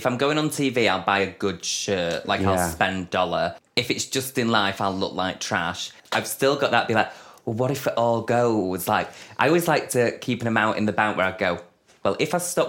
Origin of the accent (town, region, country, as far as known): Denton, North West England, United Kingdom